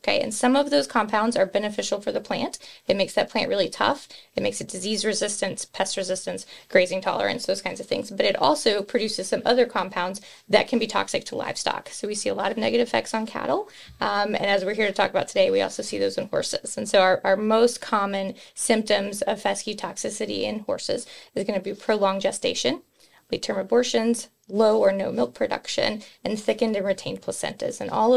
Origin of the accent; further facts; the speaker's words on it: West Texas, United States; moved away as an adult; now in Kentucky, United States; I am native from West Texas, came here for the Kentucky Corn Management Internship Program back in 2007 and fell in love with industry and never left